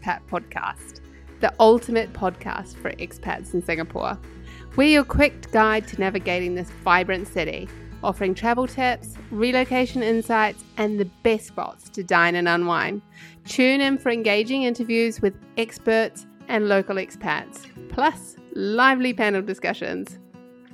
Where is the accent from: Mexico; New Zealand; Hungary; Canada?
New Zealand; moved away as an adult; also born or lived in United States / United Kingdom / Netherlands / Germany; being a New Zealander